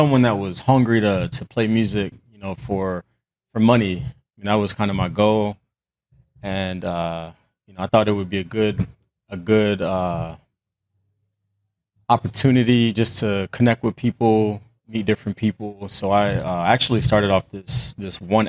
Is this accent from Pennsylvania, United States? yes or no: no; Phoenix, Arizona, United States; I am from Phoenix, Arizona